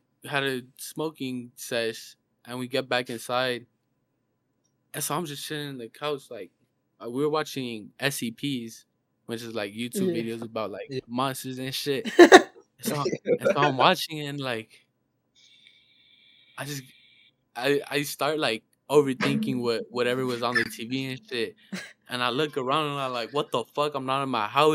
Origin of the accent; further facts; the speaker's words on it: Mexico; now in Arizona, United States; I'm born in Mexico. I was grown and raised there. But I live in Arizona right now.